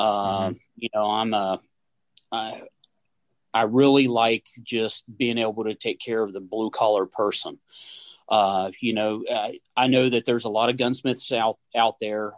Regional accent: West Virginia, United States; born and raised in West Virginia

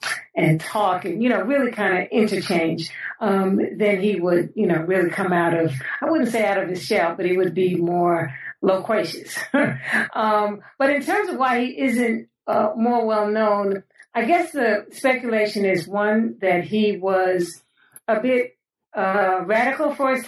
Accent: New York City, New York, United States; I was born and raised in New York City, in the Bronx specifically, but it was a great place to grow up.

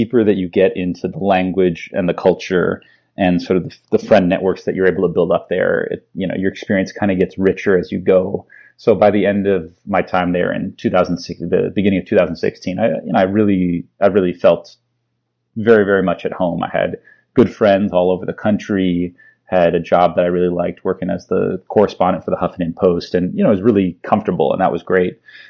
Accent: Palo Alto, California, United States; So I grew up mostly in the Bay Area. I grew up in Palo Alto and went to school at Stanford. So I had a lot of, California connections behind me.

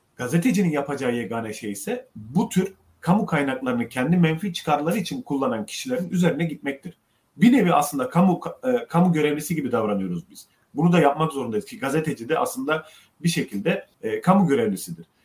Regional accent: Ceyhan, Adana, Turkey; moved away; Memleketime, annemi babamı görmeye gittim Ceyhan'a.

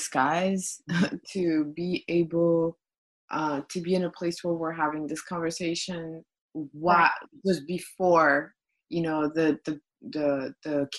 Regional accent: Brussels, Brussels-Capital Region, Belgium; moved away as an adult; now in United States; I grew up in Belgium, Brussels, Belgium, and I moved to the States in 2008.

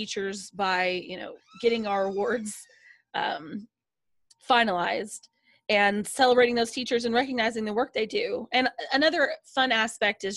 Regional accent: Nashville, Tennessee, United States; I'm from Nashville, Tennessee

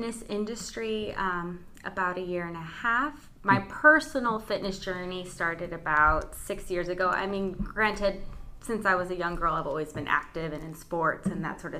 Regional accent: Palmdale, California, United States; moved away as an adult; now in Oxnard, United States; I'm not from Oxnard. I've been living here for about 10 years now. I'm originally from Palmdale, Lancaster

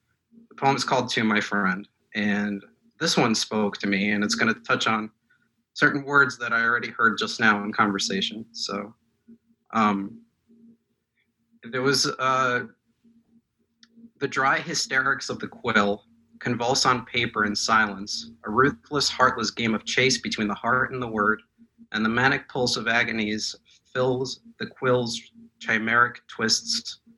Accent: Moscow, Russia; born there; first language Russian; English is a second language; And I'm not an Anglophone reader. I was born in Moscow. I speak Russian.

